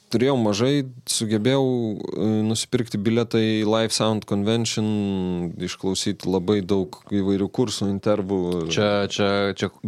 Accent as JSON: {"language": "Lithuanian", "country": "Lithuania", "said": "mes iš Lietuvos"}